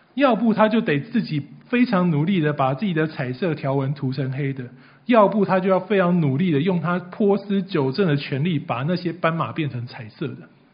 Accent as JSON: {"language": "Chinese", "country": "Taiwan", "said": "除非你今天是原住民呐，不然我们的祖先大概都是百年以前从隔壁中国大陆渡海到台湾来的。"}